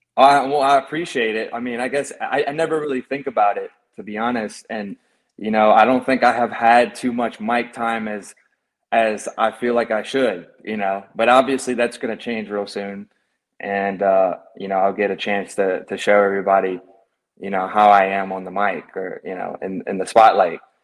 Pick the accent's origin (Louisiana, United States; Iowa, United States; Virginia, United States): Louisiana, United States; Baton Rouge; also born or lived in Marrero, Louisiana; I was born there to about when I was like four, four years old. We moved to Baton Rouge.